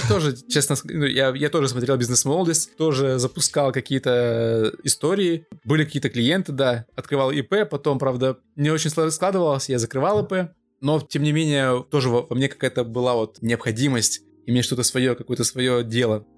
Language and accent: Russian; Omsk, Omsk Oblast, Russia; moved away as an adult; now in Moscow, Russia; я из Омска, учились мы тоже оба в Омске